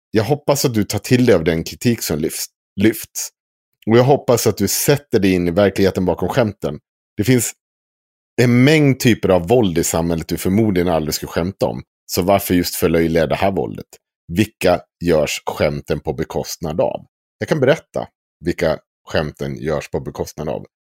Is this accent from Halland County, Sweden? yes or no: no; Krylbo, Dalarna County, Sweden; Jag är från Krylbo